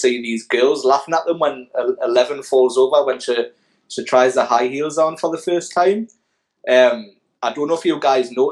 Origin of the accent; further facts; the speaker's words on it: United Kingdom; I'm too British and too young